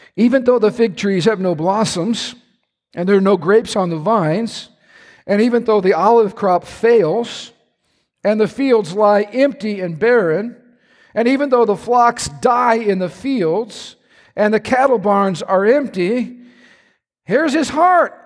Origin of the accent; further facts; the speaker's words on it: Midwest, United States; I love being a Midwesterner